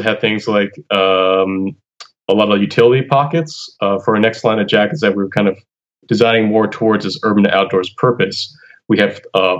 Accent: Hawaii, United States; moved away as an adult; also born or lived in California; now in Boston, United States; I came here from Hawaii, having lived there for my entire life, and then moving to California for school, for undergrad

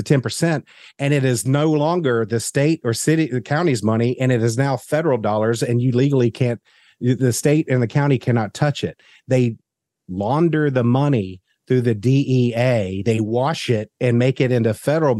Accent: the South, United States; as a Southerner

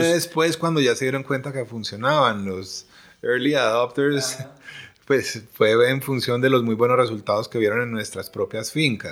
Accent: Colombia; como colombianos

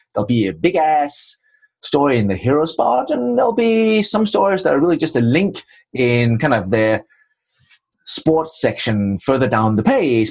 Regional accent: Denmark; accent: Danish; English is a second language; moved away as an adult; also born or lived in Trinidad and Tobago / England / Budapest; now in United States; the funny accent is from Denmark, and I spent my first 27 years in the cold north of Europe

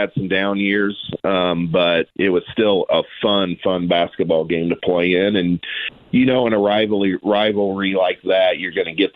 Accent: Noblesville, Indiana, United States; we're from Noblesville.

